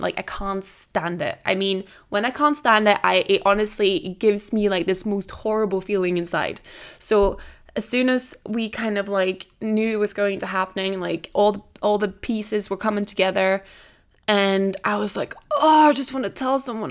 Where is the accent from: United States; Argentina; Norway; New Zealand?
Norway; also born or lived in Tenerife, Spain / Edinburgh, United Kingdom; now in France; I'm originally from Norway. I lived in Tenerife for four years, and I'd lived in Edinburgh now